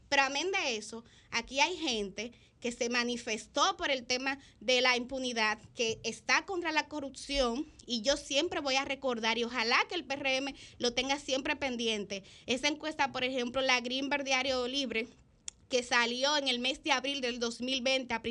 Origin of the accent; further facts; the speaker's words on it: Dominican Republic; que es lo que yo creo que como país, que como República Dominicana, nos eh, conviene.